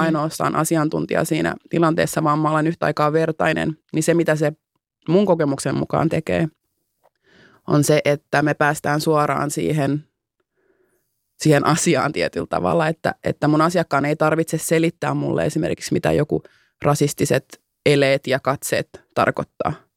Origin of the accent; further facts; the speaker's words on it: Finland; first language Finnish; mä oon syntynyt täällä. Mä puhun mhm. äidinkielenäni suomeen. Mä ymmärrän, miten täällä toimii järjestelmä. Mä oon käynyt kouluni täällä